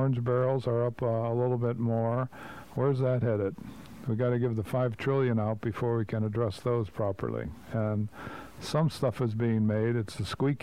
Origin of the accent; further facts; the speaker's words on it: Cleveland, Ohio, United States; We're from Cleveland